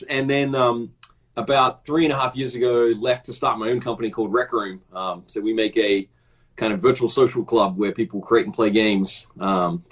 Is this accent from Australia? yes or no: yes; Australia; moved away as an adult; also born or lived in Los Angeles, United States; I grew up in Australia and I kind of came up through the Australian game industry